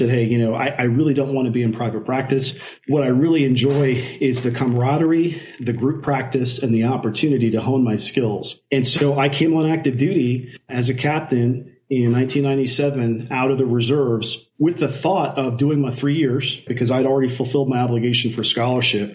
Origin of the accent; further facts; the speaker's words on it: Newark, New Jersey, United States; Born and raised in Newark, New Jersey